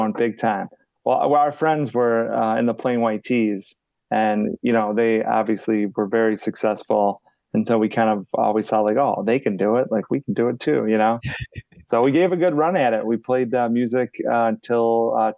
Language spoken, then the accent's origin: English; Chicago, Illinois, United States; we're from Chicago